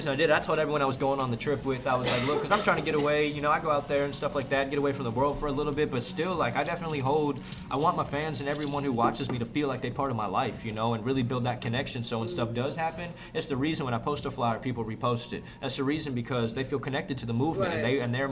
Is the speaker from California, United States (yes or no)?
yes; San Francisco, California, United States; I grew up in San Francisco